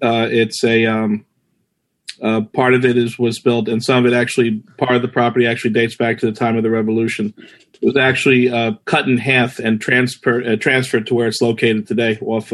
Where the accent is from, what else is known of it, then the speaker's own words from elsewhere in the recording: New York City, New York, United States; also born or lived in Whitestone, Queens; I was born in Flushing and raised here in Flushing, and now I currently reside in Whitestone.